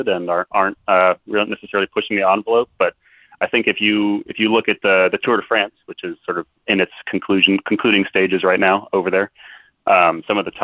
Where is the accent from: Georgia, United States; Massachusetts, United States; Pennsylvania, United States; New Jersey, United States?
Pennsylvania, United States; Philadelphia; I'm not quite from Baltimore, but you know, Philly's close